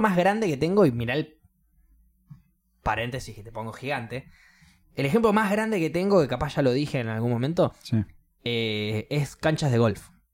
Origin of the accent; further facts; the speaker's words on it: Argentina; yo soy de Argentina